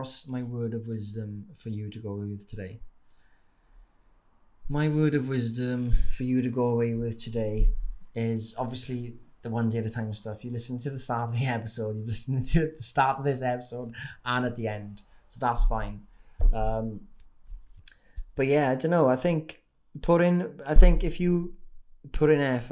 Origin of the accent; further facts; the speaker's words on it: Wales, United Kingdom; accent: Welsh; you've got the Welsh accent here, but when you see me in real life, it's probably even stronger